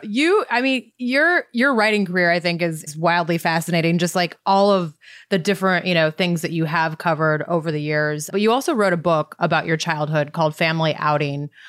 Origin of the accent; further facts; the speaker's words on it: Montana, United States; moved away as an adult; now in San Diego, United States; I grew up in Montana, and so when I moved to San Diego, at, you know, age 22